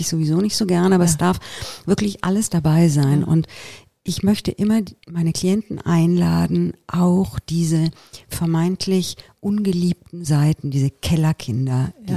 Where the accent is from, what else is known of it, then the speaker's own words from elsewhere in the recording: Italy; moved away; Ich bin ja in Italien aufgewachsen